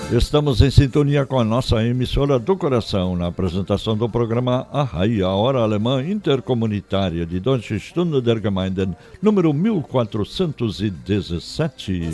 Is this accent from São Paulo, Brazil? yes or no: no; Chapada, Rio Grande do Sul, Brazil; em Chapada, minha terra natal, enraizada no centro-norte do Rio Grande do Sul